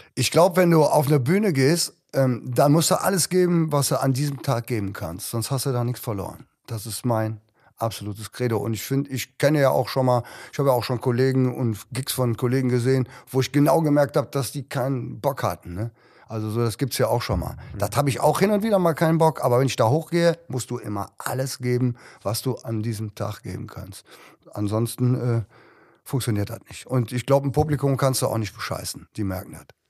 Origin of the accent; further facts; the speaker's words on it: Cologne, North Rhine-Westphalia, Germany; Bei uns in Köln